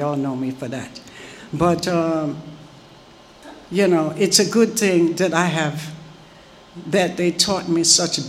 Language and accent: English; Jamaica; I'm Jamaican